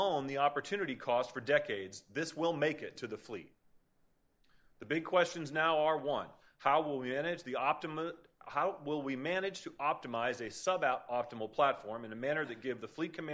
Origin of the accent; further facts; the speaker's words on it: Maine, United States; I'm from Maine